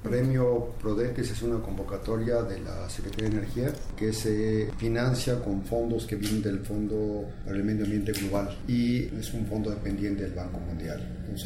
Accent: Mexico; como mexicanos

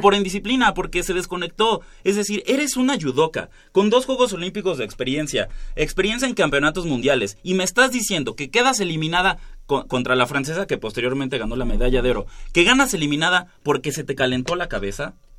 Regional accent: Mexico; como buen mexicano

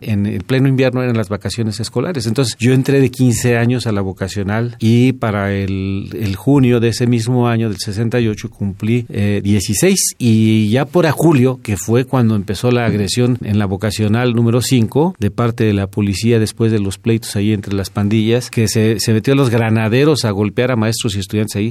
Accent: Mexico City, Mexico; yo nací en Azcapotzalco, en el barrio de Azcapotzalco. En aquellos tiempos era un barrio, este, pues popular

